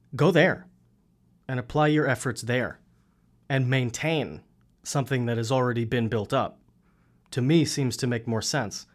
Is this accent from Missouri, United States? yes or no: no; New York City, New York, United States; moved away as an adult; also born or lived in Fort Lauderdale, Florida; now in Florida, United States; I'm from Queens, if you couldn't tell by the accent.